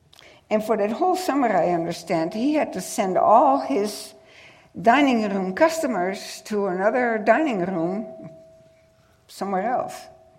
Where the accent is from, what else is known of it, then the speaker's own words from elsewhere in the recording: United States; And I told her, I can't understand him either, and I'm from the United States.